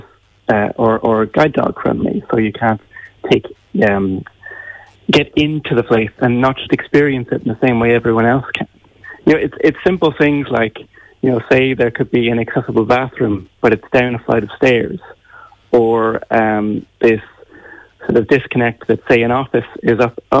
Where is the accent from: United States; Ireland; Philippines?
Ireland; growing up in Ireland